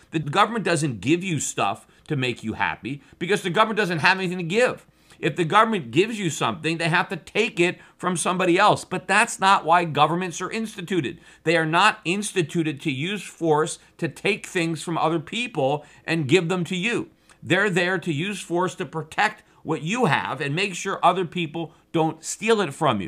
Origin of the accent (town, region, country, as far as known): United States